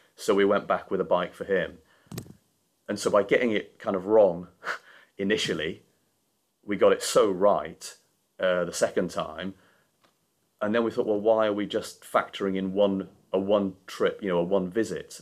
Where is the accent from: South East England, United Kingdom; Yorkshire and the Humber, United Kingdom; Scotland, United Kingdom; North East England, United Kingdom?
Yorkshire and the Humber, United Kingdom; moved away as an adult; now in London, United Kingdom; being a Yorkshireman